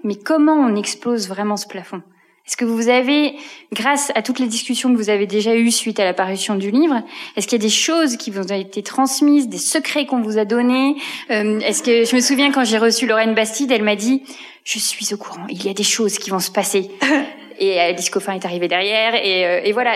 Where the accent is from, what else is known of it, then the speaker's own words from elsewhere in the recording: Belgium; now in France; j'y suis en tant que Belge